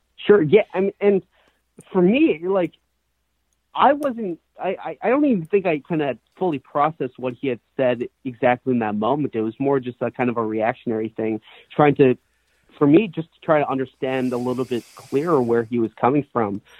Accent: Brookline, Massachusetts, United States; moved away as an adult; also born or lived in Ithaca, New York; now in New York City, United States; I grew up in Brookline, Massachusetts

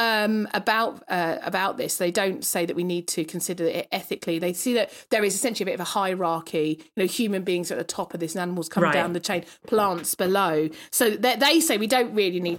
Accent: United Kingdom; as a Brit

